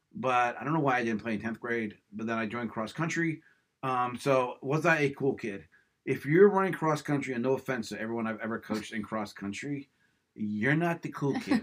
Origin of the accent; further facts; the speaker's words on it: Levittown, Pennsylvania, United States; also born or lived in Central Bucks, Pennsylvania; we grew up in Levittown